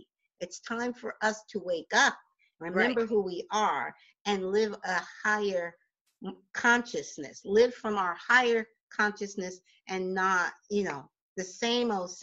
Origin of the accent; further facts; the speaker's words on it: New Jersey, United States; I'm born and raised in Jersey